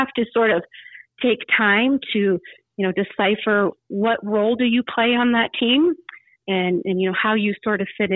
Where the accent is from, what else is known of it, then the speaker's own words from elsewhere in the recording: Rapid City, South Dakota, United States; moved away as an adult; also born or lived in Colorado; growing up in Rapid City